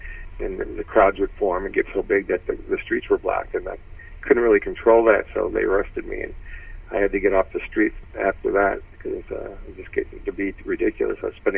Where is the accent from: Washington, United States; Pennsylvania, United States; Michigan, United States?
Michigan, United States; Detroit; I was from Detroit.